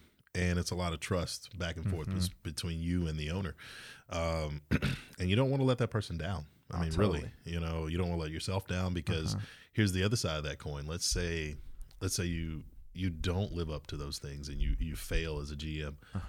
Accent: Georgia, United States; it's okay, literally right outside of Savannah.

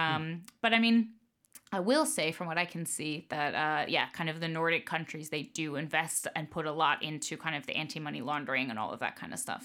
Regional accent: Tampa, Florida, United States; moved away; family's from New York, but I grew up, uh, in Florida, in Tampa.

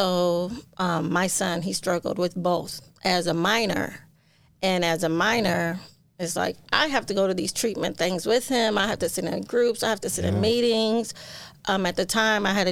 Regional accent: St. Paul, Minnesota, United States; I'm born and raised in St. Paul

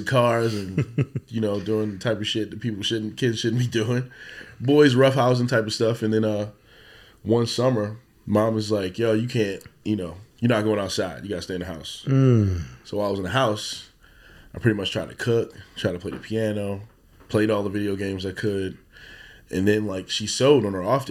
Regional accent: Baltimore, Maryland, United States; Born and raised in West Baltimore

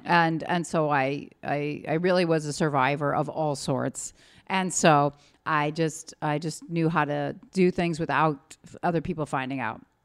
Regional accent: Chicago, Illinois, United States; also born or lived in Fort Leonard Wood, Missouri; Greenleaf Street, Chicago, Illinois

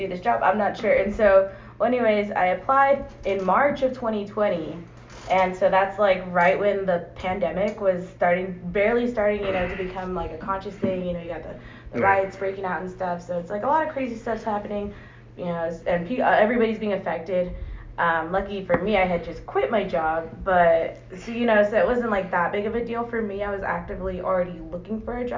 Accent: San Antonio, Texas, United States; I was born and raised here in San Antonio

